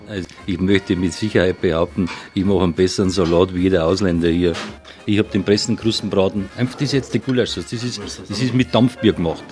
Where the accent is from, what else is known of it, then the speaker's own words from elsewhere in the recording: Bavarian Forest, Germany; bei uns im Bayerischen Wald